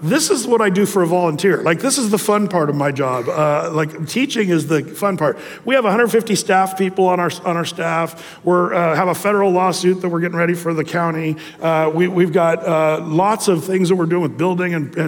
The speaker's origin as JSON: {"language": "English", "region": "Southern Oregon", "country": "United States", "lives_now": "Tualatin, United States", "said": "I was from Southern Oregon"}